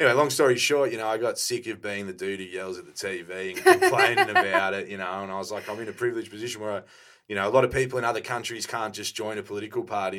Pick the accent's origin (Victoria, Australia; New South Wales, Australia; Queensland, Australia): Victoria, Australia; Melbourne; I'd more say I'm from Melbourne than Australian, you know what I mean?